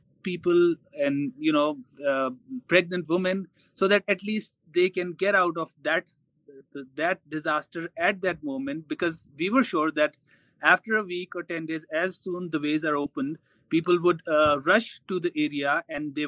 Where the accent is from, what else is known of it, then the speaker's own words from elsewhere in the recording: Sobatpur, Pakistan; I come from Sobatpur